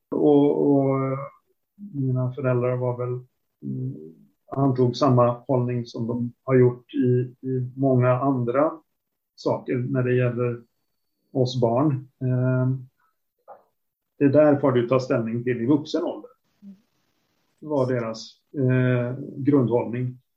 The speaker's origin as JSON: {"language": "Swedish", "town": "Boden", "region": "Norrbotten County", "country": "Sweden", "said": "Jag kommer ju från Boden ursprungligen så det var en stor grej att få åka söderut i landet."}